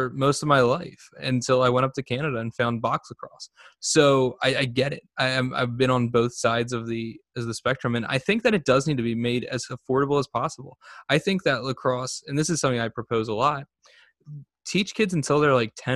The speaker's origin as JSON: {"language": "English", "town": "Vineland", "region": "New Jersey", "country": "United States", "tie": "born or raised there", "said": "growing up in Vineland"}